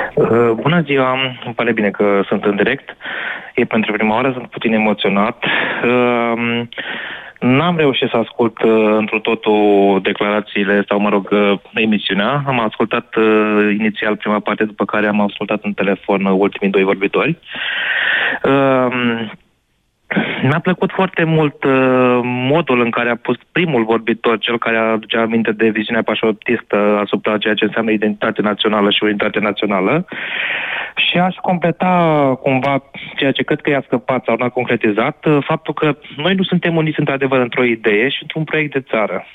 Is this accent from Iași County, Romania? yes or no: yes; Iași, Iași County, Romania; Eu sunt din Iași